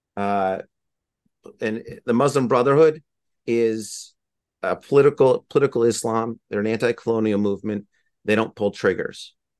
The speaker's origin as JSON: {"language": "English", "country": "United States", "said": "as an American"}